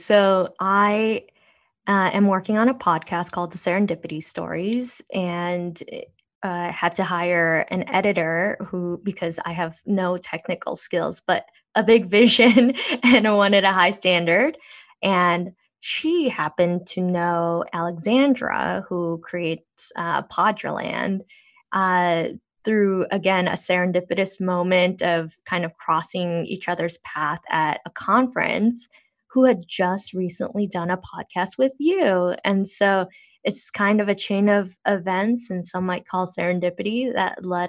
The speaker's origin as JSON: {"language": "English", "region": "Seoul", "country": "South Korea", "said": "So I was born in Korea."}